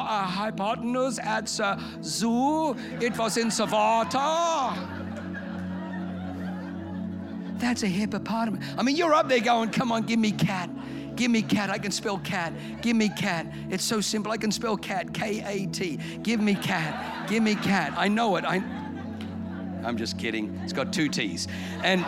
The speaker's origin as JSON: {"language": "English", "country": "Australia", "tie": "born or raised there", "also_born_or_lived": "Germany", "first_language": "German", "second_language": "English", "said": "I moved to Australia from Germany when I was 3"}